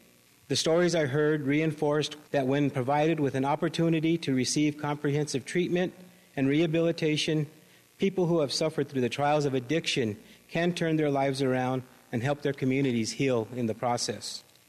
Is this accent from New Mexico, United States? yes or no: yes; Zia Pueblo, New Mexico, United States; I'm actually from Zia Pueblo, enrolled in Zia, and half Cochiti.